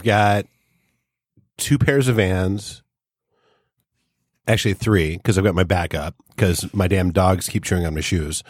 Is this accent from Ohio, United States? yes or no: no; New Hampshire, United States; moved away; I grew up in middle of nowhere, New Hampshire, which is a little redundant